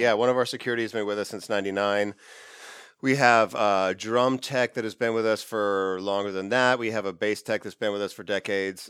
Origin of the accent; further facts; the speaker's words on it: Ridgecrest, California, United States; I grew up in a small town in the high desert of California called Ridgecrest